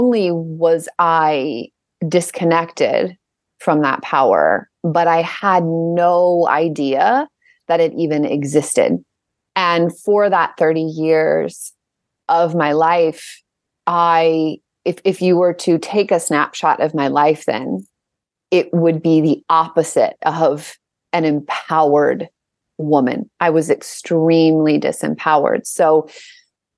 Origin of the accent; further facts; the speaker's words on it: St. Louis, Missouri, United States; I grew up in the Midwest in a relatively small city. It's called St. Louis. So St. Louis, Missouri